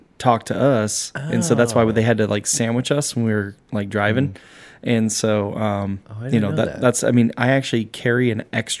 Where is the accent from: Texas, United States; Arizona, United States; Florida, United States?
Arizona, United States; now in California, United States; Me personally, I'm from Arizona